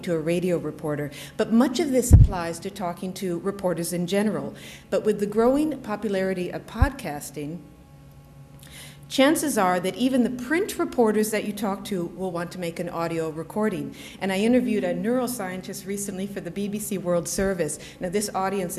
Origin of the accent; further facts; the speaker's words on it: United States; now in United Kingdom; I am an American, and I'm based here, so if you're wondering why there's no accent, that's the reason.